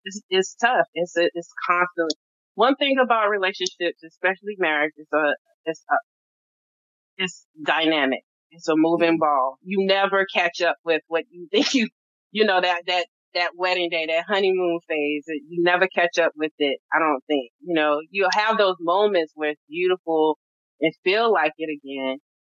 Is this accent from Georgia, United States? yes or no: no; North Carolina, United States; we're both from North Carolina